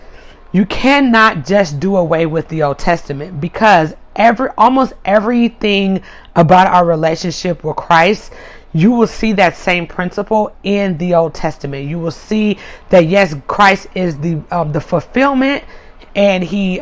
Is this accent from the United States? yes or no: yes; United States; I'm in America, I'm American